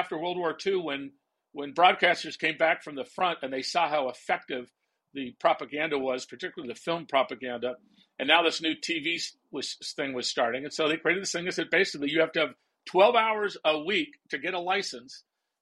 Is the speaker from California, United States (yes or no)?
yes; California, United States; I grew up in California